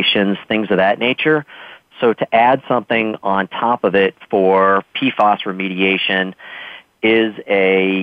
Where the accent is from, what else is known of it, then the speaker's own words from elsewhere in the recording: Massachusetts, United States; my home state of Massachusetts